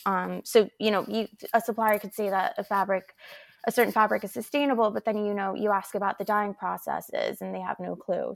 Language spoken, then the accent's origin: English; Vancouver, British Columbia, Canada; I also grew up in Canada, and as a child, you're really taught how to have respect for the planet. And it, it was a really beautiful childhood, you know, growing up in Vancouver